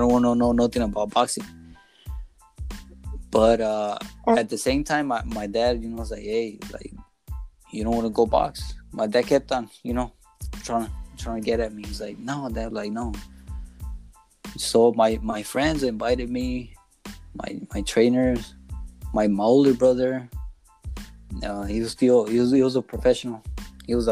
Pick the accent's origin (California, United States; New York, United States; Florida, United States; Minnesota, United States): California, United States; Inglewood; I grew up in Inglewood